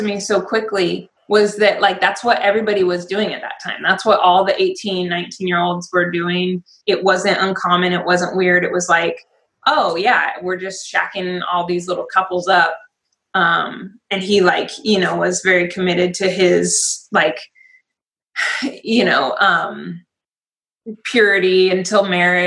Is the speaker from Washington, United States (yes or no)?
yes; Spokane, Washington, United States; now in Vancouver, Washington, United States; from Spokane. So I grew up and graduated high school in Spokane